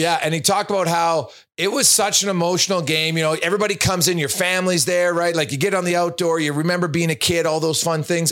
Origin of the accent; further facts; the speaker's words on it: Canada; I'm Canadian